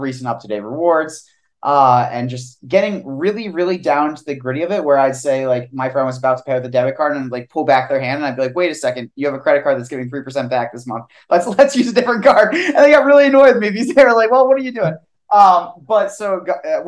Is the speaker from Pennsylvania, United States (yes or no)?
yes; Eastern Pennsylvania, United States; moved away as an adult; also born or lived in Pittsburgh / Washington, District of Columbia, United States; now in Austin, United States; me and Austin actually grew up together. We're both from Eastern PA